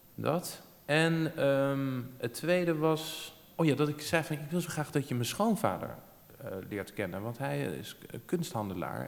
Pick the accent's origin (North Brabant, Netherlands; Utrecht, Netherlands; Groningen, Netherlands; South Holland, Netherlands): Utrecht, Netherlands; Amersfoort; we komen dus allebei uit Amersfoort. Ja. En eh, we zijn er ook allebei eh, geboren